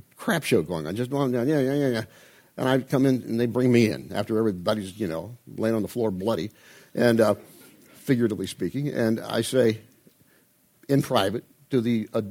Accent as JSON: {"language": "English", "region": "Midwest", "country": "United States", "said": "I'm from the Midwest, I have the Midwest work ethic"}